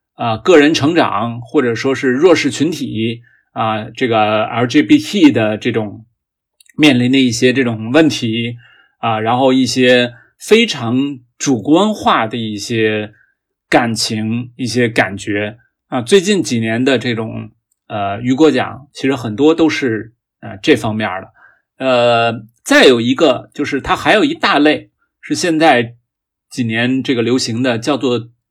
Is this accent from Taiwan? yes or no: no; China; 我们中国人对科技的态度是比较务实的